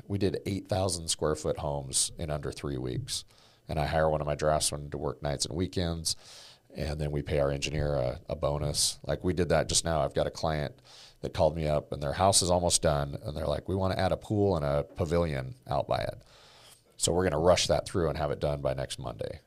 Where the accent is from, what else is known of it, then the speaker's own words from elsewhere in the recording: Oregon, United States; building homes with my dad and my grandpa growing up in Oregon